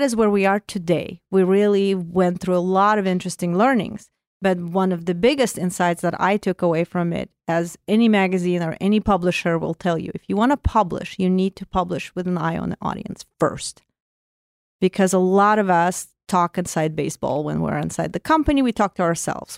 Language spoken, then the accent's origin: English; Azerbaijan; first language Russian; English is a second language; moved away as an adult; also born or lived in Soviet Union; now in United States; I come from Azerbaijan, so not too far from you